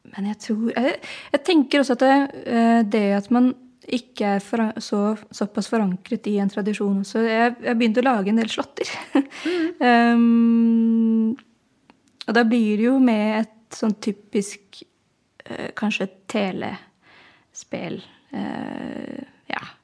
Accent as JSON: {"language": "Norwegian", "region": "Oslo", "country": "Norway", "said": "kommer jeg fra Oslo og spiller hardingfele"}